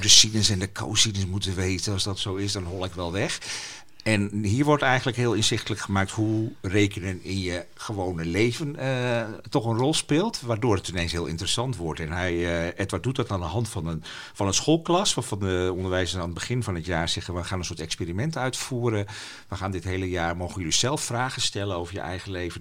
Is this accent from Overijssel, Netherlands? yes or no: no; Friesland, Netherlands; first language West Frisian; Dutch is a second language; ik heb thuis gewoon Fries leren spreken